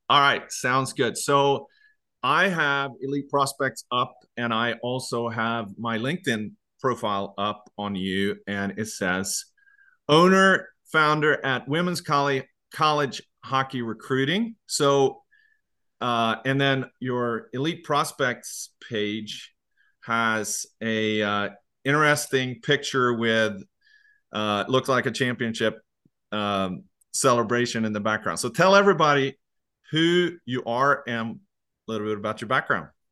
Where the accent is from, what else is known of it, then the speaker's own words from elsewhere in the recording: Sweden; now in United States; I grew up in Sweden and then I've been in the U S really for a long, long time.